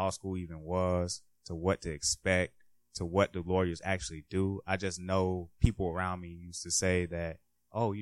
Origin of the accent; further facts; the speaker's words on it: Jacksonville, Florida, United States; now in Washington, D.C., United States; I'm from Jacksonville